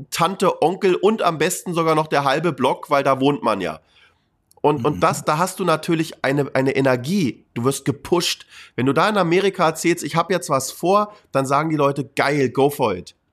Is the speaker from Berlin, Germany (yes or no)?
yes; Berlin, Germany; Weißt du, ich bin in Berlin groß geworden, ich kenne Berlin, ich kenne München.